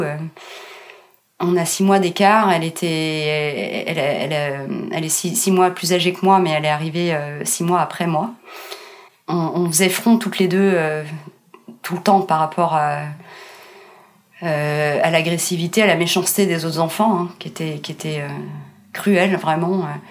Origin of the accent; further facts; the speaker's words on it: Meudon, Île-de-France, France; also born or lived in Colombo, Sri Lanka; j'ai grandi euh, à Meudon